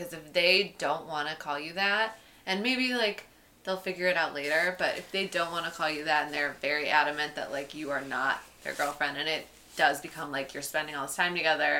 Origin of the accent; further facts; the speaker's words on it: Chicago, Illinois, United States; moved away as an adult; now in New York, United States; I'm from Chicago, so a lot of people from my graduating high school class went to U of I.